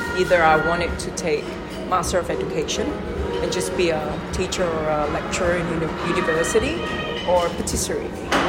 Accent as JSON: {"language": "English", "country": "Indonesia", "tie": "born or raised there", "said": "I'm from Indonesia."}